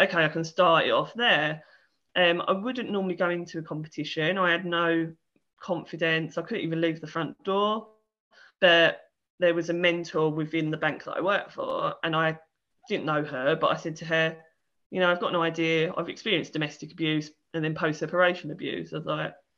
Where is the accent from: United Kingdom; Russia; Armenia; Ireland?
United Kingdom; Essex, East of England; I'm from Essex